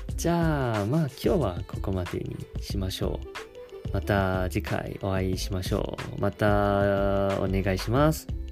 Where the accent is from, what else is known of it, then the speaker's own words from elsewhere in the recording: Taiwan; first language Chinese; Japanese is a second language; 自分は中国語を話せます。もちろん、あの、台湾出身ですし